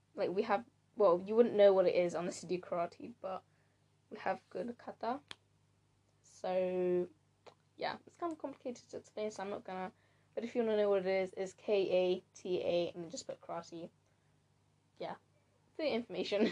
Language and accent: English; United Kingdom; I am British. Ish. Well, I'm Blasian, if you didn't know. So, my parents, my dad is from Ghana and my mom's from Japan.